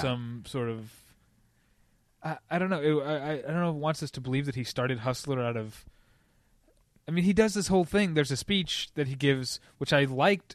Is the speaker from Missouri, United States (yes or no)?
yes; St. Louis, Missouri, United States; I'm from Saint Louis